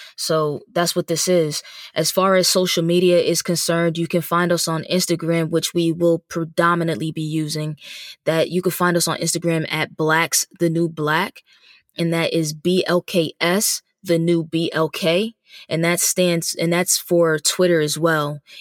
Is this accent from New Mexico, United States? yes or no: no; New Jersey, United States; moved away as an adult; also born or lived in Dallas, Texas; now in Philadelphia, United States; I'm originally from New Jersey. Um, I, I'm really a tri-state baby, but from New Jersey